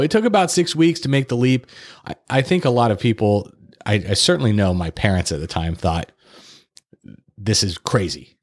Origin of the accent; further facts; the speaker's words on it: Fresno, California, United States; also born or lived in Santa Barbara / Los Angeles; I'm originally from Fresno.